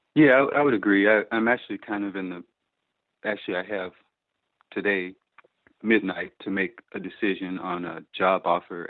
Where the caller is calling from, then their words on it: Chicago, Illinois, United States; I'm calling from the Chicago area, actually the suburban Chicago area